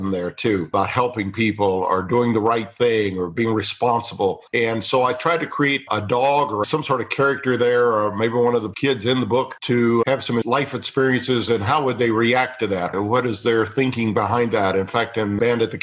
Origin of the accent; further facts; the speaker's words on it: Missouri, United States; I grew up in Missouri